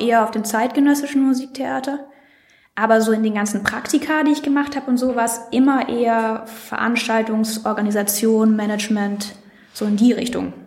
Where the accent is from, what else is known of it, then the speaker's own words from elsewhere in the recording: Villingen-Schwenningen, Baden-Württemberg, Germany; moved away; Ich komme aus Villingen-Schwenningen